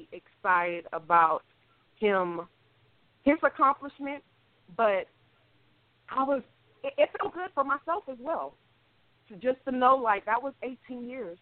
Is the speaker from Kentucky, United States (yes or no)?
no; Killeen, Texas, United States; now in Columbia, United States; I am originally from Killeen, Texas, a small town. Well, it's not that small now, but I actually, I'm from there, born and raised, but I reside in Columbia, South Carolina currently